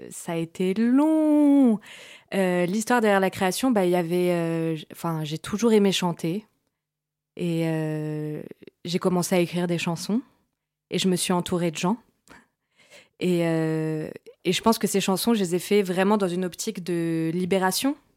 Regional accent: France; also born or lived in Brazil; moi je suis franco-brésilienne, je suis née au Brésil, je suis arrivée euh, en France quand j'étais enfant avec mes parents

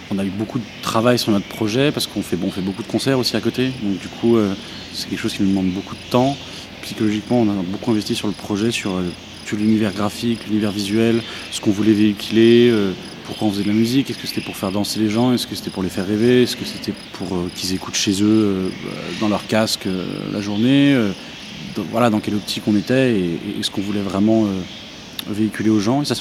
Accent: Orléans, Centre-Val de Loire, France; j'ai grandi en France parce que ma mère, qui était martiniquaise et à épouser un, jeune Orléanais. Et, euh, du coup, j'ai grandi à Orléans.

